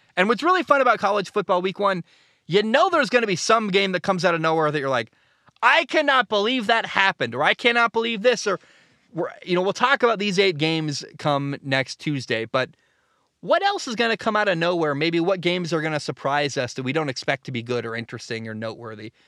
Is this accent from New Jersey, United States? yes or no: no; Oregon, United States; I live in the Northwest. I'm from Oregon.